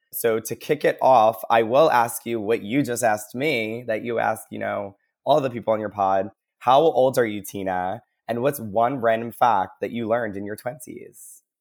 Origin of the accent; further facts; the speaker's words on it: New Jersey, United States; moved away as an adult; also born or lived in Philadelphia, Pennsylvania; now in Seattle, United States; I'm originally from Jersey, uh, went to college in Philly, and then after I graduated, I accepted a job over at Amazon and got to move